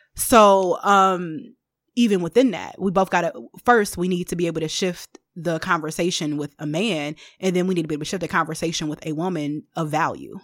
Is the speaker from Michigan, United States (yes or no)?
yes; Detroit, Michigan, United States; I am from the East Side of Detroit